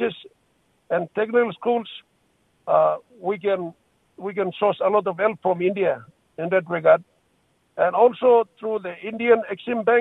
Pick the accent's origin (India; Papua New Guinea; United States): Papua New Guinea